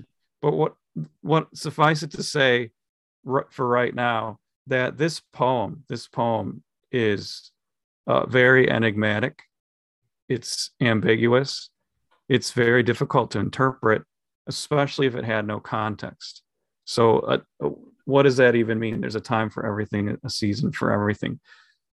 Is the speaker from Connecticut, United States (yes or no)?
no; Minnesota, United States; We're from Minnesota.